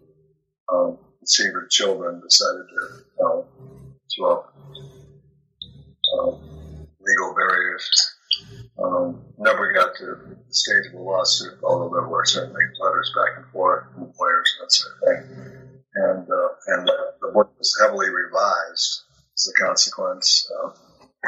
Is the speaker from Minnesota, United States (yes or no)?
yes; Minneapolis, Minnesota, United States; moved away; growing up in Minneapolis and living in a very nice part of town